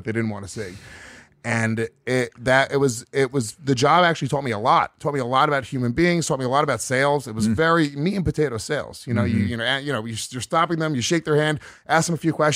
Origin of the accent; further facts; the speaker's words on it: Rockland County, New York, United States; I grew up in Rockland County, New York, which was like the suburbs of New York City